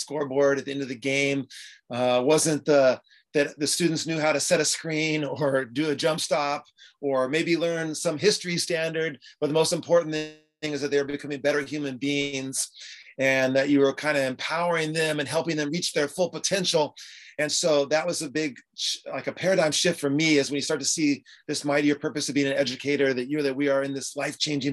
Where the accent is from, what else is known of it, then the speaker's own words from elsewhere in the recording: San Diego, California, United States; I'm from San Diego, California.